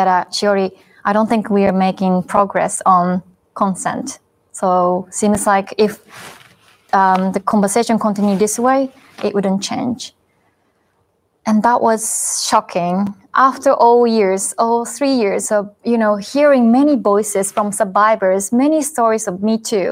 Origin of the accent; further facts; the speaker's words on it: Japan; myself growing up in Japan